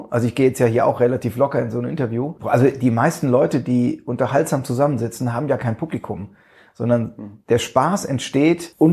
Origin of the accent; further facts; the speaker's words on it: Neustadt an der Weinstraße, Rhineland-Palatinate, Germany; Richtig, ich bin geborener Pfälzer.